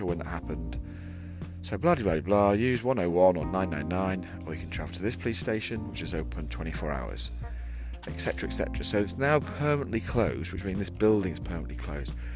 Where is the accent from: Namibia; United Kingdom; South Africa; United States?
United Kingdom; England; I'm from England